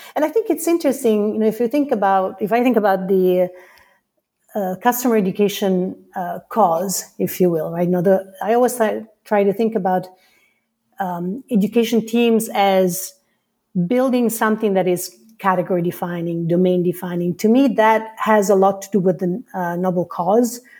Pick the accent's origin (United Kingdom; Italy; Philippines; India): Italy; moved away as an adult; now in United States; I come from Italy